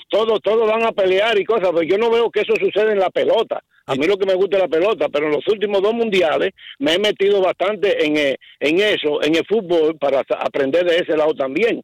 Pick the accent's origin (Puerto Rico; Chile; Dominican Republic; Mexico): Dominican Republic; now in New York, United States; Yo soy dominicano